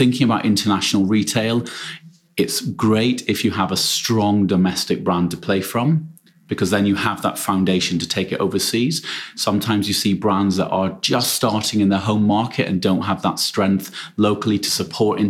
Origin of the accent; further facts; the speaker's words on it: United Kingdom; I'm British